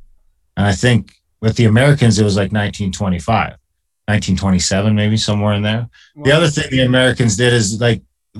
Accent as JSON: {"language": "English", "country": "Canada", "said": "Being an Indian in Canada"}